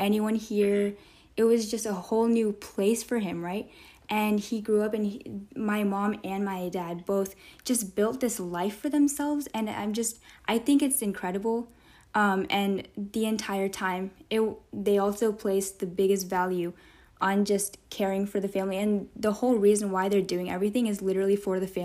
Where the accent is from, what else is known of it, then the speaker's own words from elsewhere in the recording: Texas, United States; growing up just in the U.S., I guess, or really not even just in the U.S., I guess just in Texas.